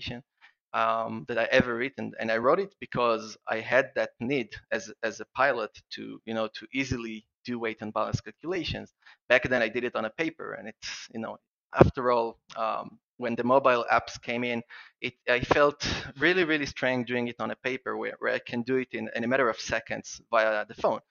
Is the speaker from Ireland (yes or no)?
no; Israel; I would like first to apologize for my accent. I'm from Israel and I have a strange accent when I'm excited